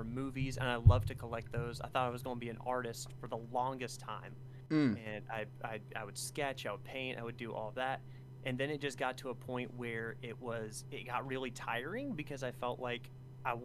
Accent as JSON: {"language": "English", "region": "Alaska", "country": "United States", "tie": "born or raised there", "moved": "yes", "said": "So I grew up in Alaska"}